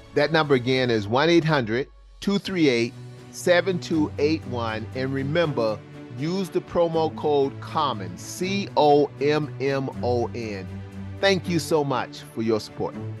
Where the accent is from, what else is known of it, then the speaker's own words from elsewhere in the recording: Charleston, South Carolina, United States; I grew up in Charleston, South Carolina, public housing